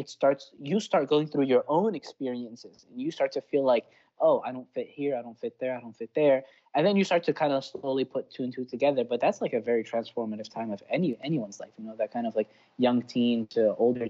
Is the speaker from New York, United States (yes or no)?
no; Baltimore, Maryland, United States; I was born and raised in Baltimore